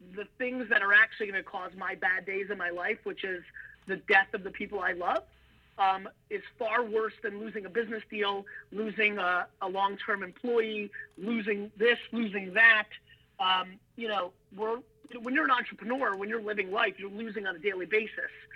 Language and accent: English; Edison, New Jersey, United States; English is a second language; also born or lived in former Soviet Union; being an immigrant from the former Soviet Union, growing up in Jersey with East Coast flavor